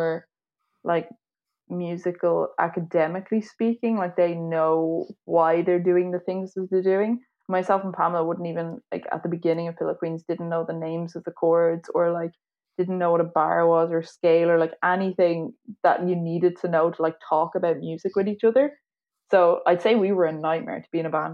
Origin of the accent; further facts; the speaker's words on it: Dublin, Leinster, Ireland; Yeah, so I'm from Dublin.